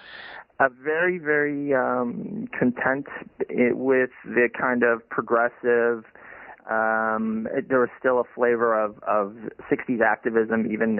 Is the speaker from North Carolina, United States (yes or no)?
no; Madison, Wisconsin, United States; Yeah, which is where I grew up, in the capital of Wisconsin, the college town of the University of Wisconsin.